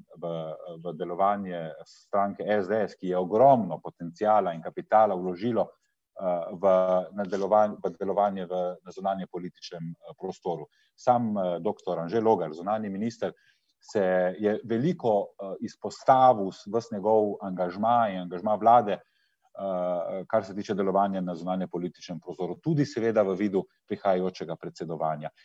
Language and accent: Slovenian; Slovenia; smo Slovenci